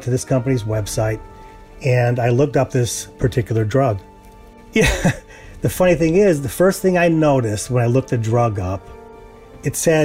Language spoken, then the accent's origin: English; United States; also born or lived in Texas; As an American